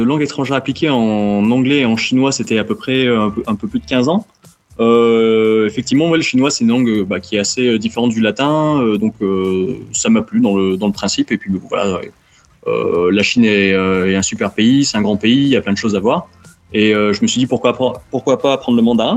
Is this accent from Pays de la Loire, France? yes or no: no; Montpellier, Occitania, France; moved away as an adult; also born or lived in China; je suis né à Montpellier et j'ai grandi à Montpellier